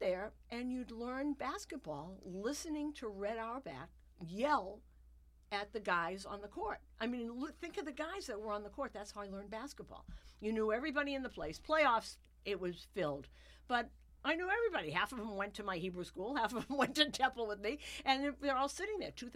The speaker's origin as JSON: {"language": "English", "town": "Newton", "region": "Massachusetts", "country": "United States", "tie": "born or raised there", "said": "I grew up in Newton, Massachusetts"}